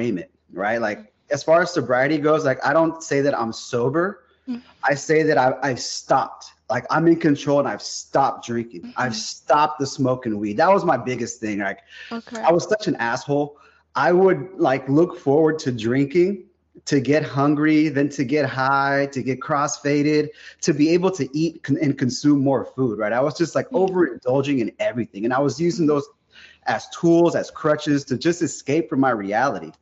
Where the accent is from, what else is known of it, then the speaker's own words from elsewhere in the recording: South San Francisco, California, United States; now in Modesto, United States; I grew up in South San Francisco. I live about 100 miles out there in the valley, kind of beneath Sacramento a little bit, in a town called Modesto.